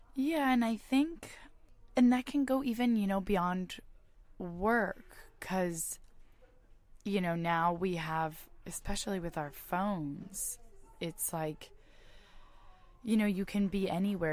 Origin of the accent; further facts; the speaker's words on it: Bay Area, California, United States; I'm from the Bay Area. I went to high school in the Bay Area